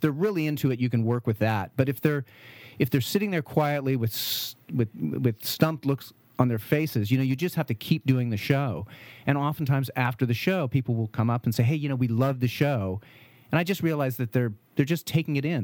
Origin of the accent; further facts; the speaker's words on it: St. Helena, California, United States; also born or lived in Vallejo / Berkeley / Oregon; I grew up in Saint Helena.